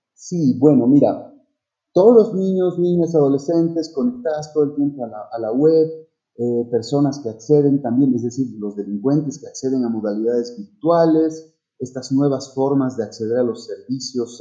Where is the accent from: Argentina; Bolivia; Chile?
Bolivia; en mi país, en Bolivia